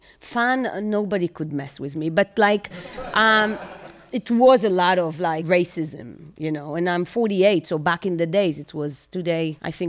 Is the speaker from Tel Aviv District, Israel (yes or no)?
yes; Bnei Brak, Tel Aviv District, Israel; English is a second language; moved away as an adult; also born or lived in Ramat Gan / Europe; So I grew up in Bnei Brak.